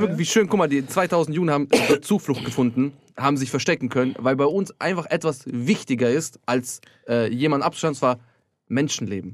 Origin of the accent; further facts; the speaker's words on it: Austria; first language German; ich bin glücklich, dass ich in Österreich äh, aufgewachsen bin